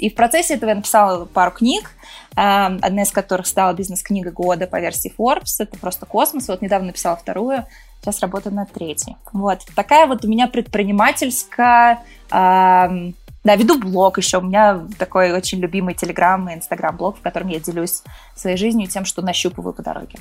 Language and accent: Russian; Balashikha, Moscow Oblast, Russia; moved away as an adult; now in United States; Я родилась, выросла в России, сейчас живу в Штатах